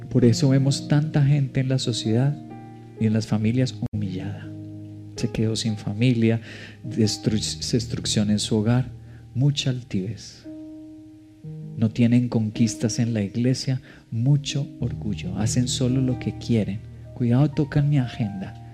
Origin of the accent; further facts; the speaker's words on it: Colombia; como colombianos del siglo XXI nos cuesta